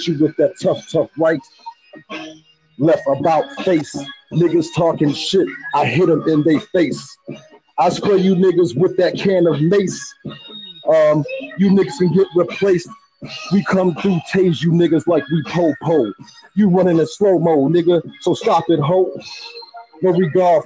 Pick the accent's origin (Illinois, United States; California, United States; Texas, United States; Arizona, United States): Illinois, United States; Chicago; I'm from the Chi